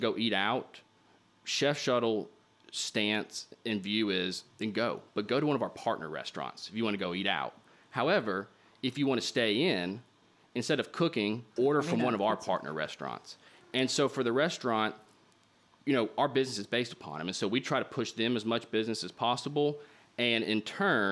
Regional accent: Little Rock, Arkansas, United States; also born or lived in New York City; my hometown of Little Rock

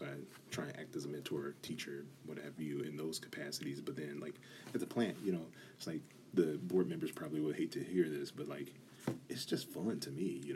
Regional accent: United States; I grew up in Calumet region

